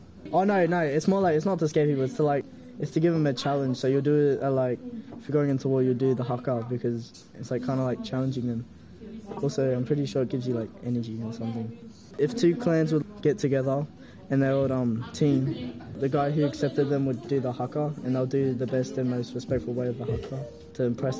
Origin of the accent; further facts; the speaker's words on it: Australia; I'm Māori and Australian. I'm Aussie. The haka is based on a story that happened with the chief of my tribe.